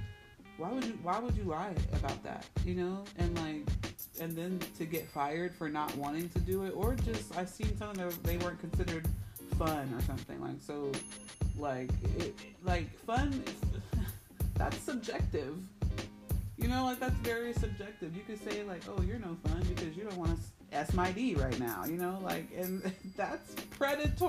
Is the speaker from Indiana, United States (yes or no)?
yes; Indianapolis, Indiana, United States; one of those dancers is actually from my hometown